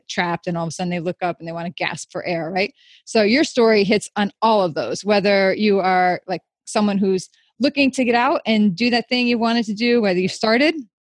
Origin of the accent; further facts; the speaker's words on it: New York, United States; we're both New Yorkers